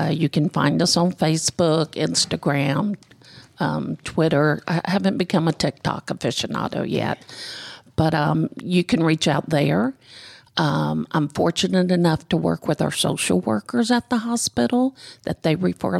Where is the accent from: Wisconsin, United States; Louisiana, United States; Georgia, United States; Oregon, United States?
Georgia, United States; Decatur; also born or lived in Gwinnett County, Georgia; I'm actually a born and raised Georgia girl. I was born in Decatur. I lived there for probably 25 years and then moved here out into Gwinnett